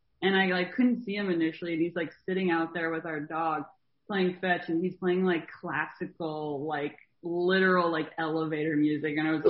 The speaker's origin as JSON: {"language": "English", "town": "Baltimore", "region": "Maryland", "country": "United States", "said": "I'm from Baltimore."}